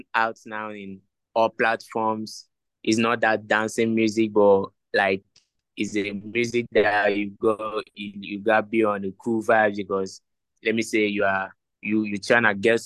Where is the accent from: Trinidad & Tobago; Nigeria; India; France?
Nigeria; now in Ghana; I'm from Nigeria, but currently I'm in Ghana.